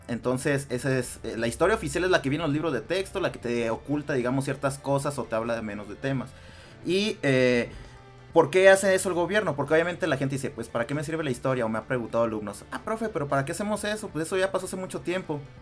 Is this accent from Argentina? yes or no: no; Mexico; Nosotros como mexicanos